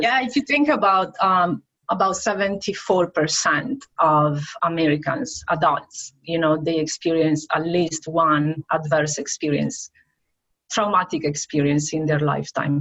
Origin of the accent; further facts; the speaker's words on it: Venice, Veneto, Italy; moved away as an adult; now in Brandon, United States; from Italy, from the Venice area